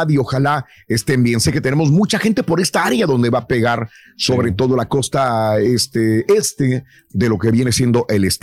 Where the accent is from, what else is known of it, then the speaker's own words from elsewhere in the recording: Acapulco, Guerrero, Mexico; somos originarios de Acapulco, Guerrero.